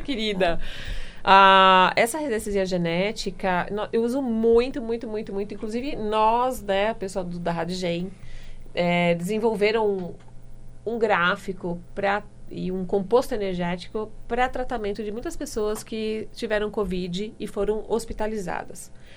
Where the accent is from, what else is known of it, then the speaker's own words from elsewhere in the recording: Limeira, São Paulo, Brazil; Eu sou de Limeira, eu sou lá do interior